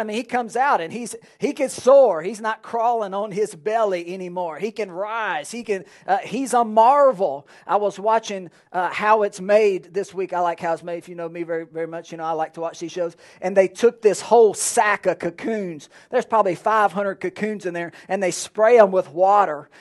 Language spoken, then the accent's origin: English; Alexandria, Louisiana, United States; now in Lake Charles, United States; I grew up in Alexandria